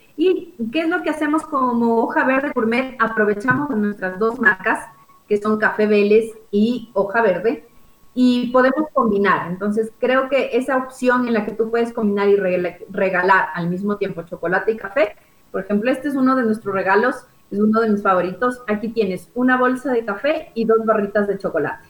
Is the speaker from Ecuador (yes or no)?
yes; Ecuador; como ecuatorianos tenemos